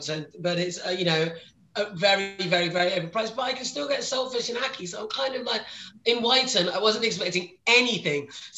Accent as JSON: {"language": "English", "town": "Reading", "region": "South East England", "country": "United Kingdom", "tie": "born or raised there", "also_born_or_lived": "Manchester / America / south coast", "moved": "as an adult", "said": "I was Reading born and bred, Royal Barts Hospital until uni."}